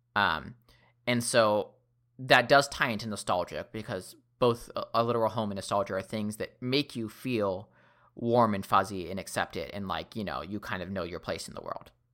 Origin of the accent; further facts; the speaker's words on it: Seattle, Washington, United States; I grew up in Seattle